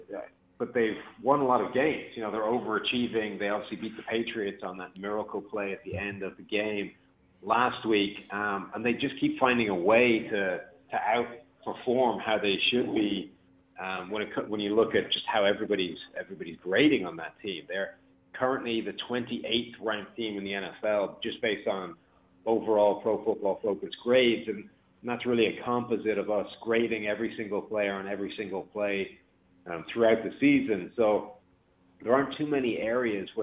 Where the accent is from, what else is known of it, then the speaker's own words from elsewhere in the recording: Ireland; also born or lived in Rochester; now in Cincinnati, United States; I'm Irish